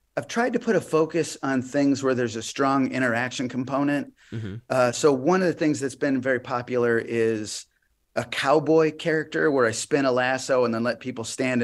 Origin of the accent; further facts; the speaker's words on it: Chicago, Illinois, United States; moved away; also born or lived in Des Moines, Iowa / Florida; I'm from Chicago.